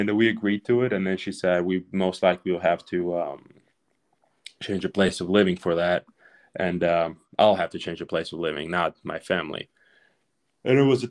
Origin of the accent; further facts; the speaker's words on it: Ukraine; English is a second language; moved away as an adult; now in United States; We swam together in Ukraine for 5 years before coming here